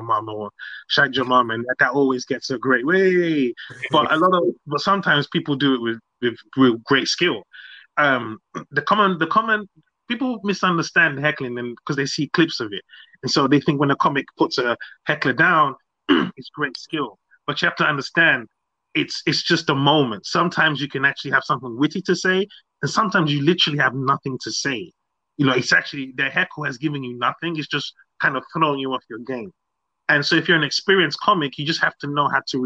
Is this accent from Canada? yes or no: no; London, United Kingdom; born or raised there; also born or lived in Nigeria